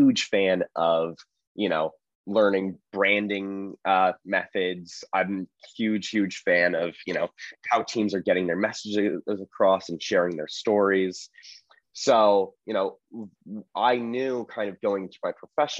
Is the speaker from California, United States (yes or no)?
yes; Berkeley, California, United States; moved away as an adult; also born or lived in Los Angeles, United States / Marin County, United States; now in Philadelphia, United States; I grew up partly in LA, partly in the Bay Area, lived in Berkeley for a long, long time, spent my most formidable years there.